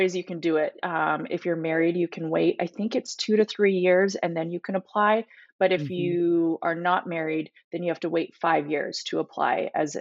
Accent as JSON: {"language": "English", "country": "Canada", "also_born_or_lived": "California", "moved": "yes", "lives_now": "United States", "said": "I am Canadian, but I just got my citizenship in March, so I am now dual citizen."}